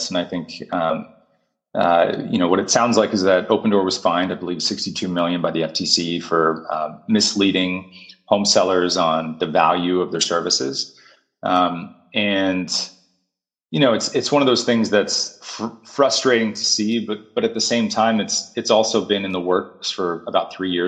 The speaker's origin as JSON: {"language": "English", "country": "United States", "said": "as American consumers"}